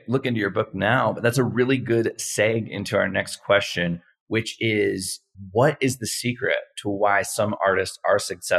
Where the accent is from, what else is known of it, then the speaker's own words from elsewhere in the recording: St. Petersburg, Florida, United States; I grew up in St. Petersburg, Florida, and so we had the Dali Museum right there.